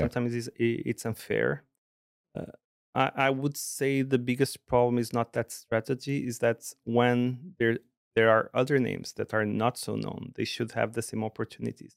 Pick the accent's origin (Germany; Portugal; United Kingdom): Portugal; Porto, Norte; moved away as an adult; now in Sweden; I was based in, in in Porto, Portugal, in the in the north